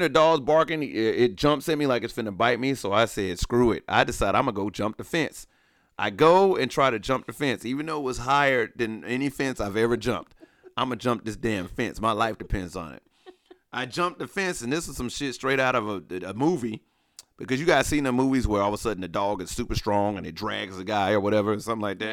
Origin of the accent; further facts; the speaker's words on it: Alabama, United States; moved away; growing up in Alabama